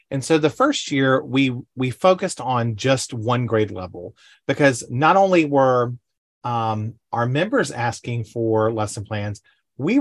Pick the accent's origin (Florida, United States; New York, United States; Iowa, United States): Florida, United States; Panama City; I grew up in Panama City, Florida.